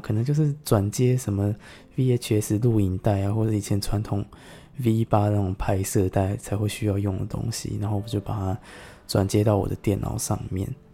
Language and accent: Chinese; Taiwan; 香港人跟我们台湾人的世界